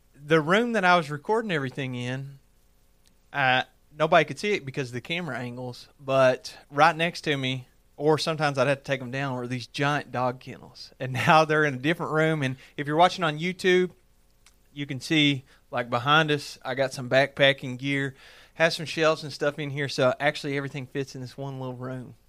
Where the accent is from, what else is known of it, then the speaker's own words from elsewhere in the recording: Lake Cumberland, Kentucky, United States; I grew up on Lake Cumberland